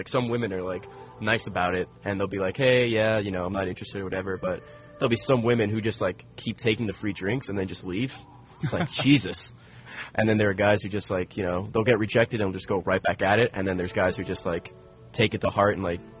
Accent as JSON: {"language": "English", "town": "Selden", "region": "New York", "country": "United States", "tie": "born or raised there", "also_born_or_lived": "Queens, New York", "moved": "as an adult", "said": "I grew up in Long Island. Selden, New York."}